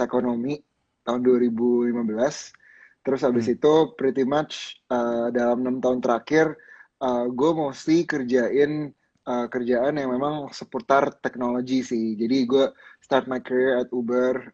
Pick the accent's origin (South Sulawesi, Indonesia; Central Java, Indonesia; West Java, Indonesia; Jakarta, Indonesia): Jakarta, Indonesia; gua, eh, lahir dan besar di Jakarta